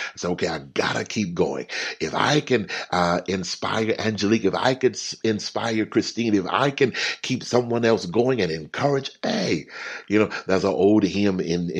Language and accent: English; Texas, United States; I grew up in Texas, and Texas is it's not the largest state, but it's one of the largest. Everything is big in Texas.